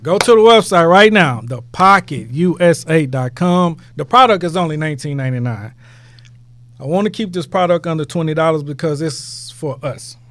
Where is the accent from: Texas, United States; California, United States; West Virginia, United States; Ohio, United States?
Texas, United States; Houston; I'm from Houston, man. Herm Clark, man. Born and raised